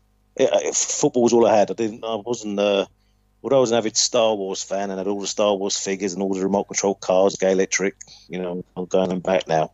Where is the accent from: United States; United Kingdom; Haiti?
United Kingdom; London; I was brought up from North London, so there was only going to be one club, which was Arsenal.